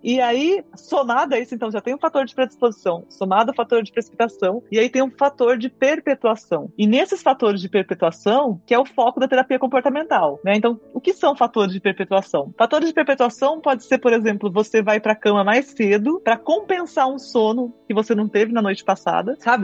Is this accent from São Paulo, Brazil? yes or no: no; northern Paraná, Brazil; Eu sou do norte do Paraná, a gente chama privada de patente